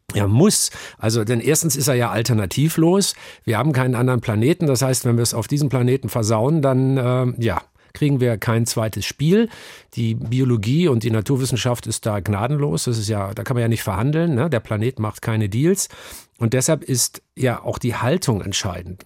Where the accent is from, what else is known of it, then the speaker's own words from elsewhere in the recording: Northern Germany, Germany; also born or lived in Hamburg; ich bin aufgewachsen in einem kleinen norddeutschen Dorf, in einer norddeutschen Tiefebene, ein Dorf namens Aslamor